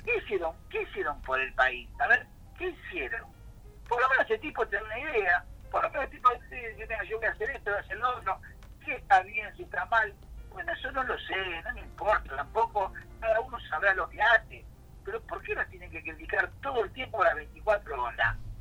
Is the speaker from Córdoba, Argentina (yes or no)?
no; Buenos Aires, Argentina; Los porteños tenemos la culpa